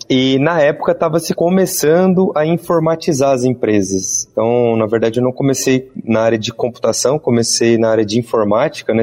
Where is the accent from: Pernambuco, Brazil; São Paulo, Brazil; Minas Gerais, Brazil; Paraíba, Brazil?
São Paulo, Brazil; interior of; Eu sou do interior de São Paulo